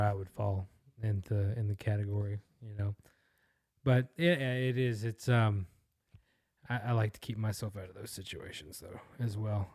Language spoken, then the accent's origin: English; United States; I'm American, right? I'm proud to be American.